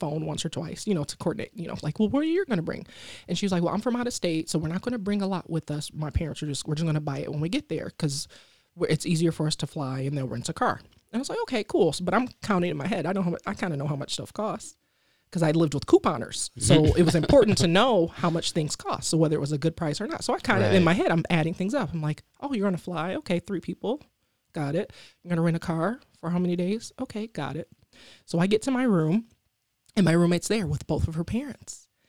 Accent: Detroit, Michigan, United States; So I grew up in Detroit, and I went to University of Michigan, Ann Arbor. It's only 45 minutes, but it's a world away.

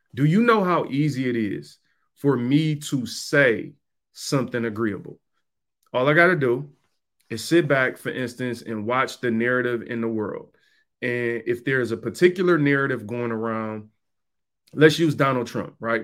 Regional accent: Detroit, Michigan, United States; I'm from Detroit. I grew up in Detroit

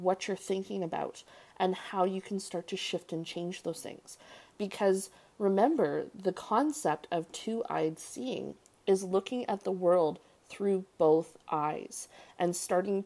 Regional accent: Canada; I'm Canadian

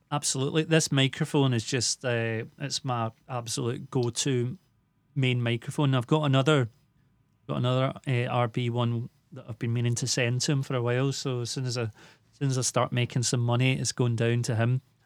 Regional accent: Glasgow, Scotland, United Kingdom; also born or lived in Islay; I moved away from Glasgow for a short time to a little island called Isla.

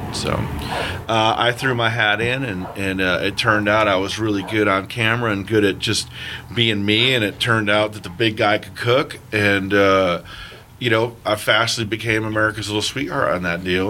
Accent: East Coast, United States; I'm a Yank. I come up back east

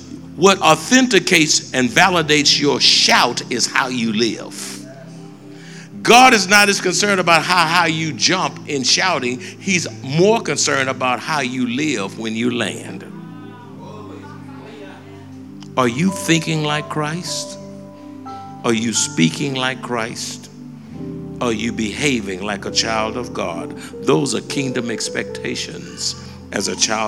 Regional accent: United States; I'm an American citizen.

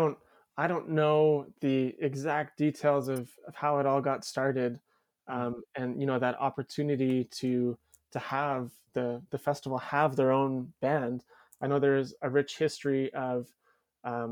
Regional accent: Calgary, Alberta, Canada

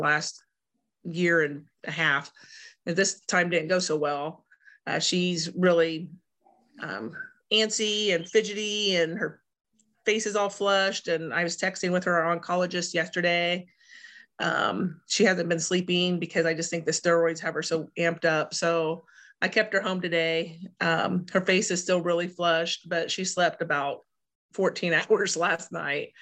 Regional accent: Sullivan, Illinois, United States; growing up in Sullivan, our home church was in Mattoon.

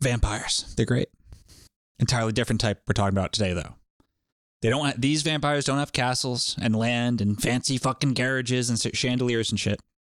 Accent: Rhode Island, United States; it was mostly my home state of Rhode Island

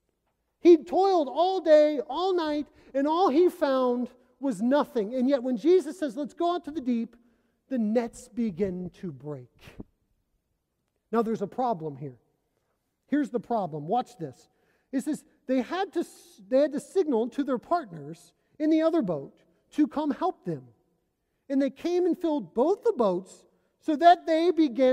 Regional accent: Indiana, United States; moved away as an adult; also born or lived in Oregon / Arkansas; I'm from Indiana. I'm from Flatland.

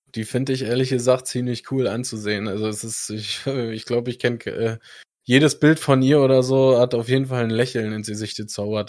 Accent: Germany; ich als Deutscher

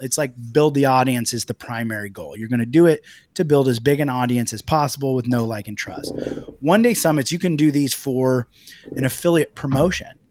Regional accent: United States; moved away as an adult; also born or lived in Italy; as an American when I first moved to Italy and had a business there.

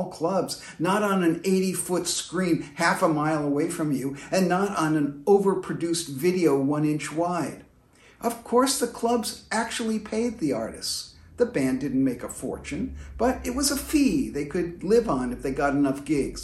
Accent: London, United Kingdom; I was a teenager growing up in the London of the 1960s.

